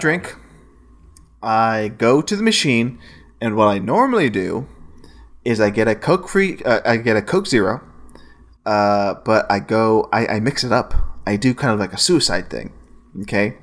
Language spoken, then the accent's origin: English; Gulf Coast, Texas, United States; moved away as an adult; now in Austin, United States; my hometown and the Gulf Coast